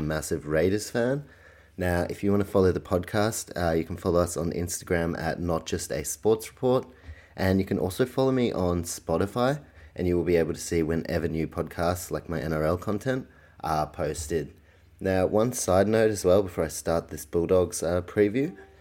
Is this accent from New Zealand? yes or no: yes; New Zealand; I was born in New Zealand, grew up